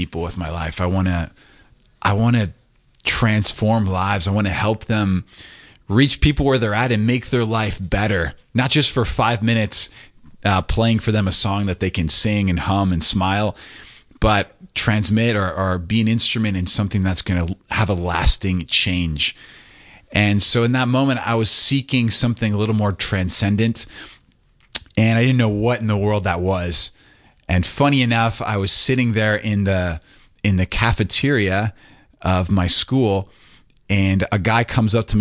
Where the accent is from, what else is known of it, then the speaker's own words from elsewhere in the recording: St. Louis, Missouri, United States; now in Atlanta, United States; I'm from St. Louis, Missouri. I was born and raised there